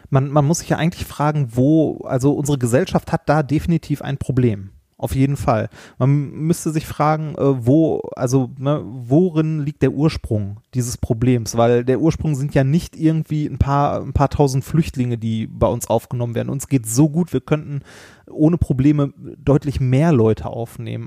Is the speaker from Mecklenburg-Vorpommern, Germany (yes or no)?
no; Essen, North Rhine-Westphalia, Germany; moved away; als ich noch in Essen gewohnt habe, bin ich in Essen-Altendorf aufgewachsen